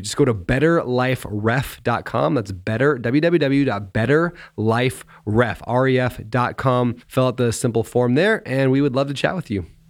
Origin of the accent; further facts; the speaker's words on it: United States; growing up in America